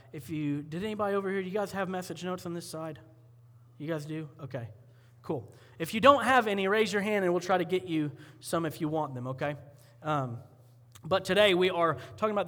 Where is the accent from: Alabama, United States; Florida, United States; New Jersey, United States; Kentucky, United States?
Florida, United States; Columbia County; moved away; I grew up in Florida, and in Columbia County, when you're cool, you go to the fair